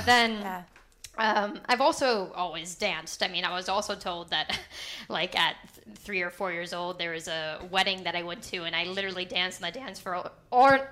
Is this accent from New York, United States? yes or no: no; Palo Alto, California, United States; I was born and raised in Palo Alto, California. I've been here for basically my whole life